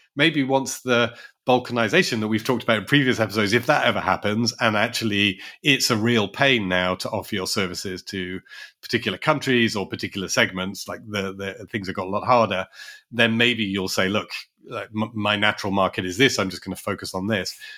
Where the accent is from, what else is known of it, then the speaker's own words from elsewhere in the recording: London, United Kingdom; as a Londoner